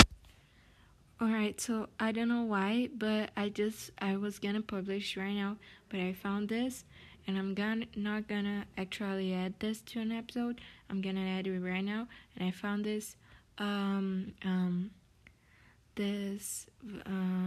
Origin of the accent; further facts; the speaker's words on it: Brazil; English is a second language; I know I have a really strong accent because I'm from Brazil